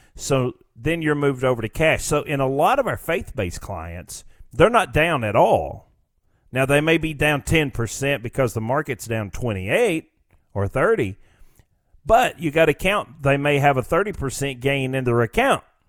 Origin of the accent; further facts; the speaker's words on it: United States; we as a, as the American people